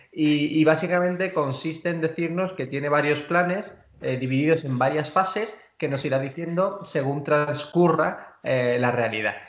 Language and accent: Spanish; Spain; como español